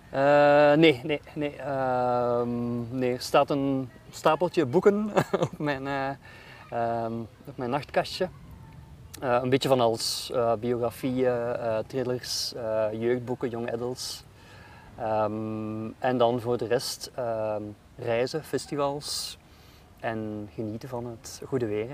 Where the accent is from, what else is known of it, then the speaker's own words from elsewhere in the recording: Jette, Brussels-Capital Region, Belgium; moved away as an adult; ik ben opgeroeid in Jette ehm, en in Brussel centrum.